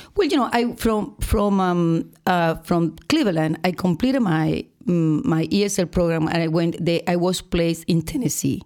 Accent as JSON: {"language": "English", "town": "Boca del Pozo", "region": "Nueva Esparta", "country": "Venezuela", "tie": "born or raised there", "moved": "as an adult", "said": "I am from Venezuela, but, uh, I have to say that I was born in an island"}